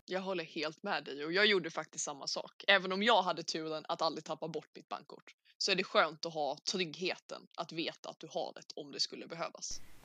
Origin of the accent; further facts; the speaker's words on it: Sweden; min familj hemma i Sverige